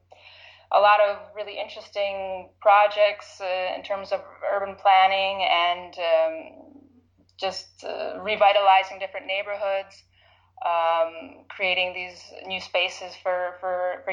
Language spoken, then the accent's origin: English; Chicago, Illinois, United States; moved away as an adult; also born or lived in Lviv, Ukraine; now in Ukraine; So I was born in Chicago. My grandparents were from Ukraine, mostly from Western Ukraine, although one grandmother was from Central Ukraine. And so I grew up in the Chicago community, in the Ukrainian community